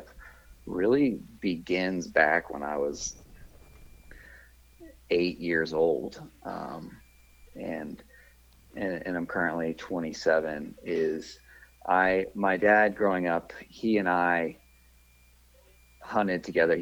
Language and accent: English; Buford, Georgia, United States; moved away as an adult; now in Denver, United States; I'm originally from Buford, Georgia